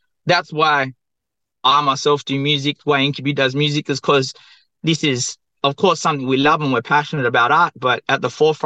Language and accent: English; Perth, Western Australia, Australia; I'm from the southwest of Western Australia, Boraloo, or Perth, and my mob are Noongar Whangai.